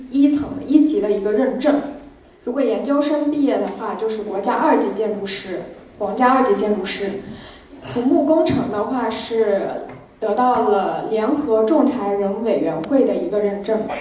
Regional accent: Suzhou, Jiangsu, China; 我本身也是来自苏州，是一个土生土长的苏州人

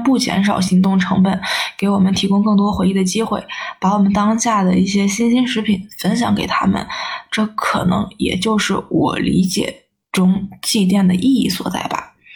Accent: Shanxi, China; 我们山西这边面食比较丰富

